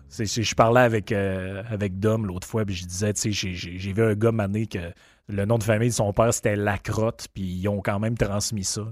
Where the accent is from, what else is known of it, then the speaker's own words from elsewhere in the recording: Quebec, Canada; now in Quebec City, Canada; dans le coin chez nous, au Lac-Saint-Jean